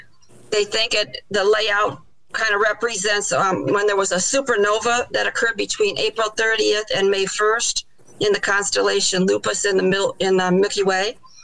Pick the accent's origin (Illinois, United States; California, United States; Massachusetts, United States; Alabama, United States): Illinois, United States; now in Michigan, United States; I grew up in Illinois